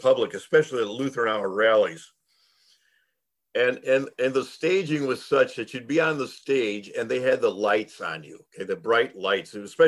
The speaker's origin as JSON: {"language": "English", "town": "Chicago Heights", "region": "Illinois", "country": "United States", "tie": "born or raised there", "said": "I grew up in Chicago Heights, which is 211th Street South"}